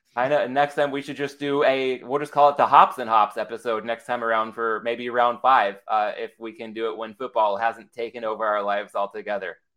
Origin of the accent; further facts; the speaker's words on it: San Diego, California, United States; I'm from San Diego where Ballast Point is